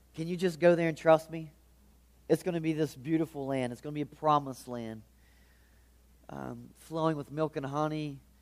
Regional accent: Charleston, West Virginia, United States; I'm from the Charleston area

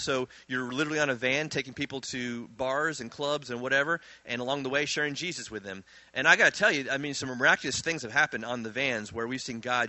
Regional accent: Virginia, United States; born there; He grew up in Virginia. I was born in Virginia.

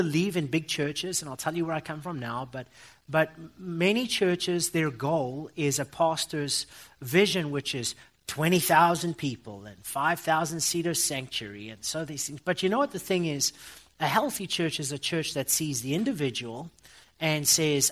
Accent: Johannesburg, Gauteng, South Africa; I come from South Africa

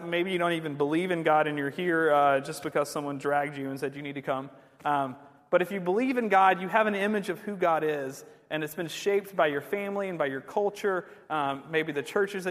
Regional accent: Georgia, United States; also born or lived in England; I grew up here in the South

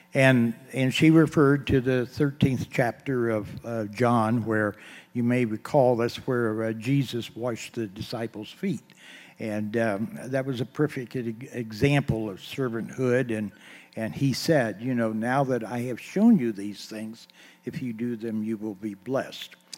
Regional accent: Eaton, Ohio, United States; I was born on East High Street here in Eaton

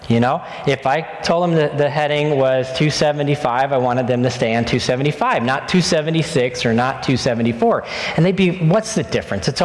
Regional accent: New Jersey, United States; also born or lived in Indonesia; We went almost five years without real pizza, and I'm from North Jersey.

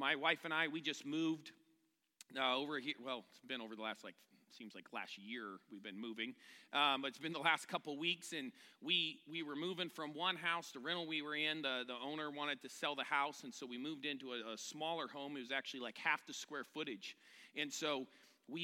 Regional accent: California, United States; I'm from California

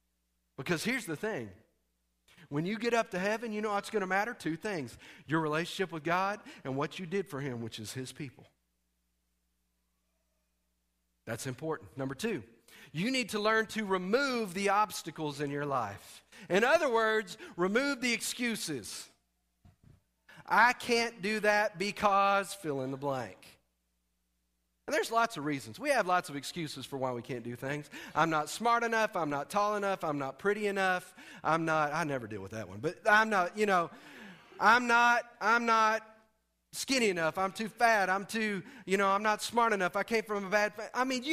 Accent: Texas, United States; Lord, that's in Arkansas. I'm from Texas. They will kill me.

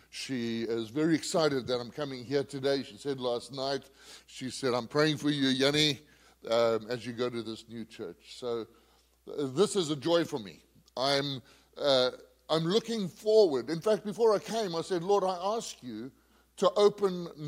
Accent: Zambia; moved away as an adult; also born or lived in Zimbabwe; I was born in Zambia, I spent many years there until I finished my schooling, and then moved to a place called Zimbabwe.

